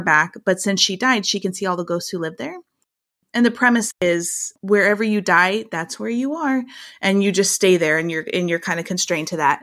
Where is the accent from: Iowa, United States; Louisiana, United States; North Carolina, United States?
Iowa, United States; small town; our small town Iowa life